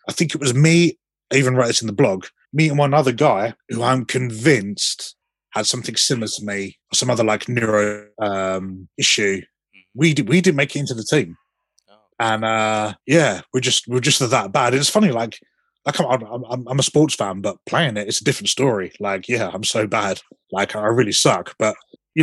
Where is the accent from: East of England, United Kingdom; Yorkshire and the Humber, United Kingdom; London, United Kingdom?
East of England, United Kingdom; Southend-on-Sea; my hometown team, Southend United